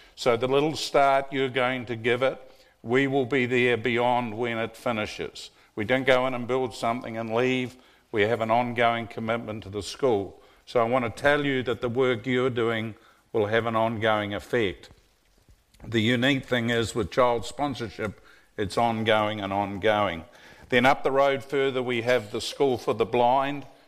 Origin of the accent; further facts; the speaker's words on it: New Zealand; moved away as an adult; also born or lived in Tennessee; now in Collegedale, United States; I'm a legal immigrant from New Zealand.